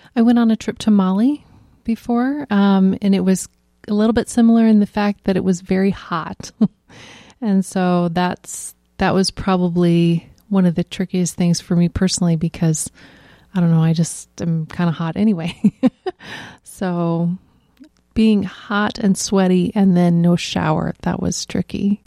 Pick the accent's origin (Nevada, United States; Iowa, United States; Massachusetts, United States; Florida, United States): Iowa, United States; I grew up in Reesner.